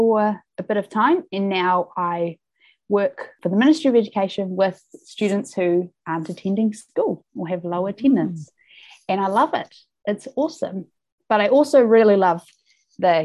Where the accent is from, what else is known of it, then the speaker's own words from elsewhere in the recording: Wellington, New Zealand; also born or lived in Auckland; I grew up in Wellington and moved to Auckland when I was 18